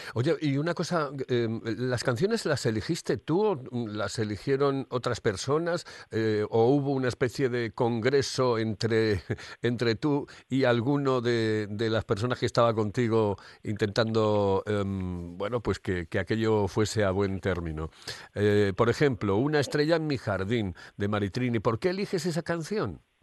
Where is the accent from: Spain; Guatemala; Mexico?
Spain; Cómo somos los españoles.